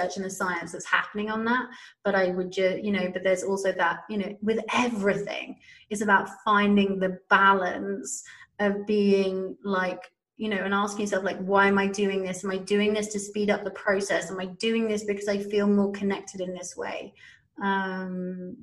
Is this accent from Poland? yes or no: no; United Kingdom; I'm a Brit. I come from a massive drinking culture